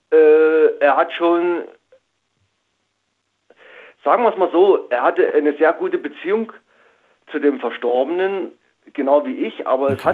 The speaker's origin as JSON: {"language": "German", "region": "Saxony", "country": "Germany", "said": "über einen guten Freund aus meiner Heimat Sachsen"}